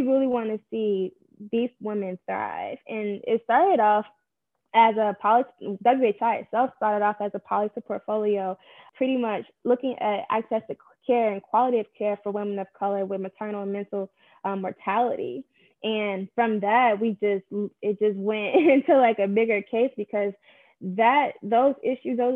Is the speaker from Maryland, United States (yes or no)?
no; Chicago, Illinois, United States; I'm also born and raised in Chicago on the South Side too.